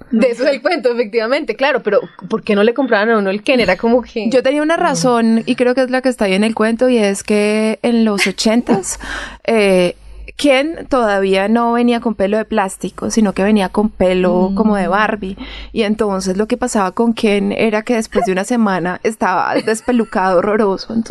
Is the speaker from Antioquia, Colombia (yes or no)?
no; Sevilla, Valle del Cauca, Colombia; las personas de donde yo soy, que es Sevilla Valle